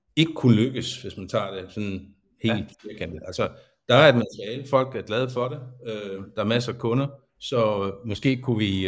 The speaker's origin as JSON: {"language": "Danish", "town": "Svendborg", "region": "Southern Denmark", "country": "Denmark", "tie": "born or raised there", "said": "født og opvokset her i Svendborg"}